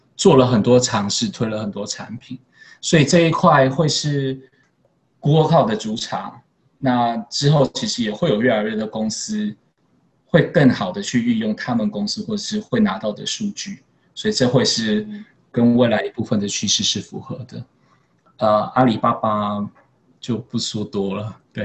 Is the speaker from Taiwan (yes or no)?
yes; Taiwan; moved away as an adult; now in Singapore; 这是一个台湾人蛮独特的位置可以去发挥的